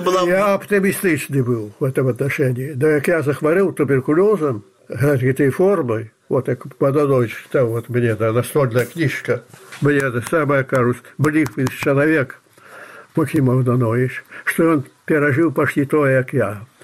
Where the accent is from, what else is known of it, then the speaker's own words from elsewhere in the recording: Belarus; Я белорус